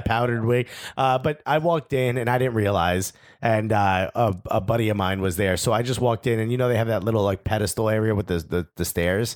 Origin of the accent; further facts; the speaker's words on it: United States; as an American